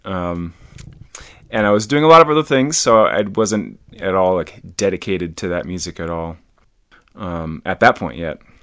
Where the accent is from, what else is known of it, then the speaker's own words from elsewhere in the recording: near Madison, Wisconsin, United States; now in Boulder, United States; I grew up in Wisconsin